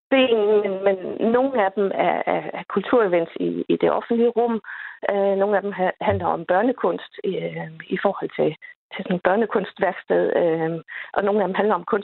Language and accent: Danish; Lolland, Zealand, Denmark; jeg skal til København, øh, og så er jeg afsted fra fra, fra min fødeby øh, på mhm. Lolland.